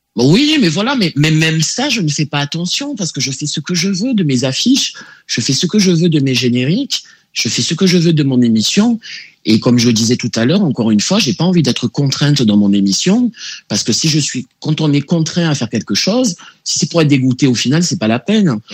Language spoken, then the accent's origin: French; Marseille, Provence-Alpes-Côte d'Azur, France; je suis né à Marseille